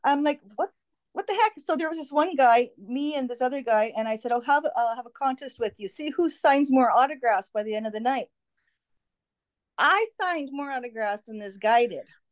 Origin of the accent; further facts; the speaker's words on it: Winnipeg, Manitoba, Canada; I'm from Winnipeg